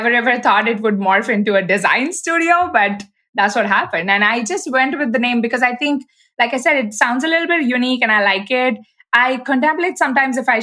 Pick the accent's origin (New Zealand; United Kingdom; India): India; moved away as an adult; also born or lived in Pittsburgh, United States; now in United States; I was born and brought up in India and I moved to the US just about 9 years ago